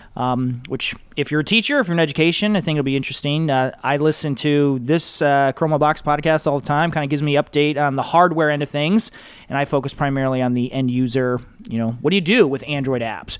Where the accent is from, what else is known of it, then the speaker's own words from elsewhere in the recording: Michigan, United States; I'm from Michigan